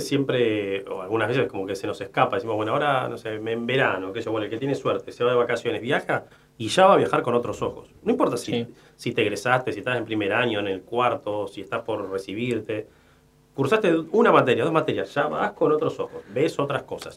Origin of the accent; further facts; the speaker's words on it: Argentina; De aquella ola inmigratoria eh, que, tuvo nuestro país. mi abuelo, mis abuelos nacieron en España